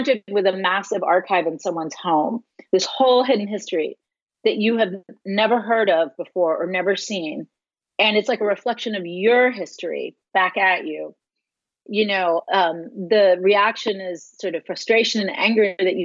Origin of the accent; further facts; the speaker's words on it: Austin, Texas, United States; moved away; I was in Austin, my hometown